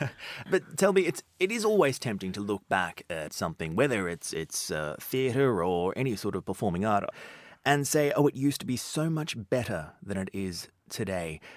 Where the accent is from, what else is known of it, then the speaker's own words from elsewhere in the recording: Australia; as a young child growing up in Australia